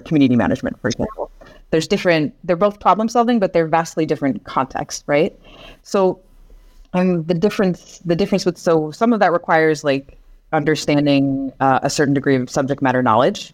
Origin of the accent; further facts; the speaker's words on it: Seattle, Washington, United States; moved away as an adult; now in France; So I'm originally from the United States, uh, from Seattle, so the Northwest. And I moved to France when I was around twenty-three years old